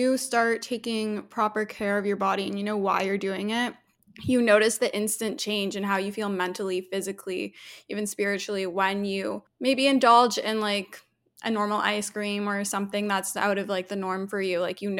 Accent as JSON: {"language": "English", "town": "Toronto", "region": "Ontario", "country": "Canada", "tie": "born or raised there", "said": "Yeah, so I'm from Toronto, Canada. My parents are originally from South Africa. They immigrated here in 1990, and I was born here, raised here"}